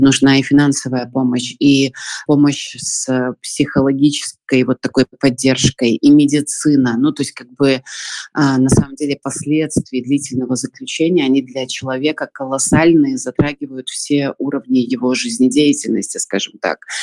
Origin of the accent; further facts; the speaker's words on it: Belarus; moved away as an adult; мы из Беларуси